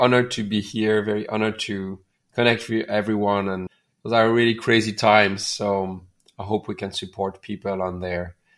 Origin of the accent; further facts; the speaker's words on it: near Paris, Île-de-France, France; moved away as an adult; also born or lived in India / Laos; now in Bali, Indonesia; I raised and born in near Paris